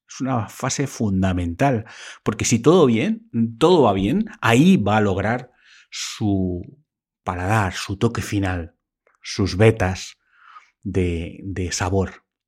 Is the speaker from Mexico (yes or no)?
no; Spain; aquí en España